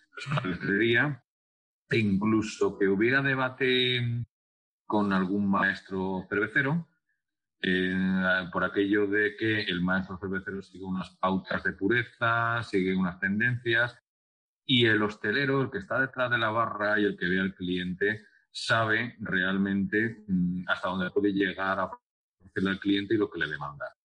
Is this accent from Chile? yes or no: no; Jaén, Andalusia, Spain; yo soy de Jaén